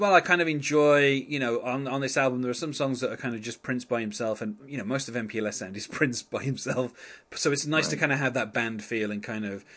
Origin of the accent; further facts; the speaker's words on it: England, United Kingdom; I'm English